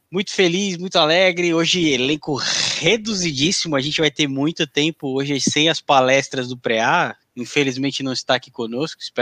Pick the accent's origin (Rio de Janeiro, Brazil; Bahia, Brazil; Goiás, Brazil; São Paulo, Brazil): Goiás, Brazil; Goiânia; Boa noite, sou, sou goianiense.